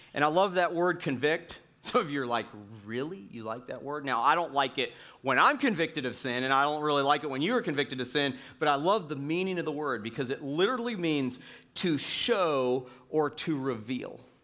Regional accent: Florida, United States; moved away; I grew up in Florida

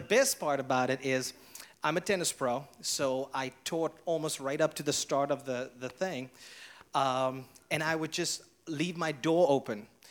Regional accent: South Africa; now in Hilton Head, United States; I was born and raised in South Africa

